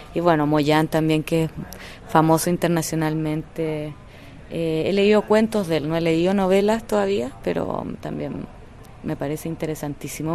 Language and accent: Spanish; Chile; soy una escritora chilena